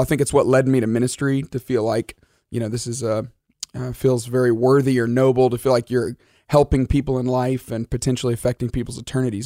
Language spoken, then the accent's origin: English; Alabama, United States; I grew up in Alabama